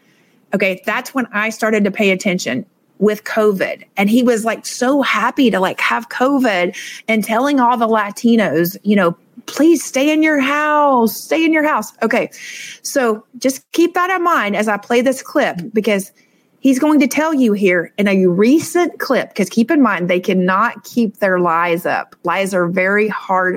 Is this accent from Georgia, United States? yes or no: yes; Suwanee, Georgia, United States; now in Miami, United States; I was born and raised in Suwanee, Georgia